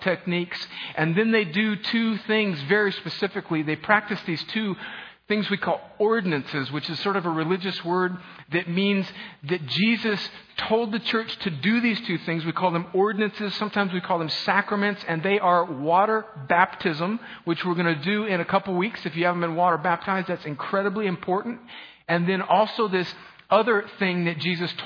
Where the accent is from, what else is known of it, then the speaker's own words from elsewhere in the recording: Southern California, United States; moved away; I grew up in northern Mexico, also known as Southern California